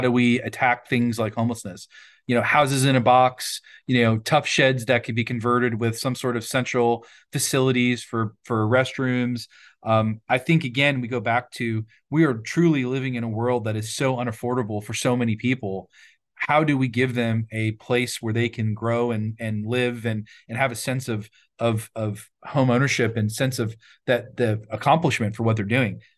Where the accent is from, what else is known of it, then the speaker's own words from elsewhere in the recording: Virginia, United States; also born or lived in Washington, D.C.; now in Fresno, United States; Growing up in Virginia